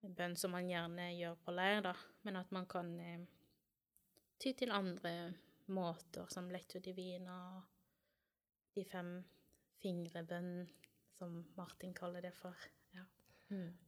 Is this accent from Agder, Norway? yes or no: yes; Kristiansand, Agder, Norway; moved away; Kommer fra Kristiansand opprinnelig